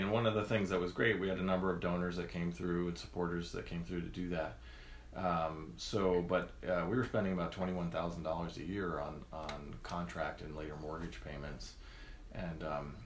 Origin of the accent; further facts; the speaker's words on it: New York, United States; moved away as an adult; also born or lived in California; now in Bloomington, Indiana, United States; I grew up in New York State and lived there for all of my childhood